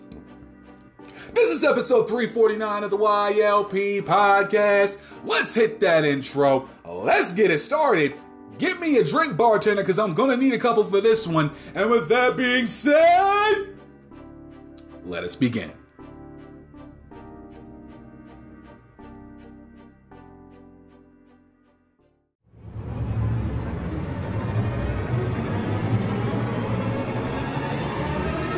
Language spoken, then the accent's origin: English; Toms River, New Jersey, United States; moved away; Where I'm from, where I live in Toms River, is a bit of a drive in and of itself